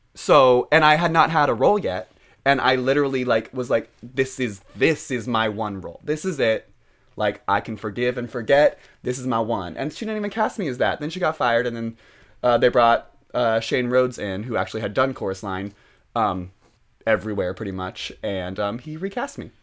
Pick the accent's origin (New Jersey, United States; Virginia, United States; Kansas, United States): Kansas, United States; Overland Park; moved away; I am from a lovely little town called Overland Park, Kansas